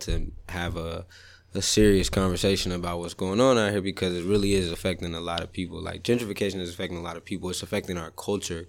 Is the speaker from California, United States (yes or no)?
yes; Sacramento, California, United States; when I was growing up in Southsac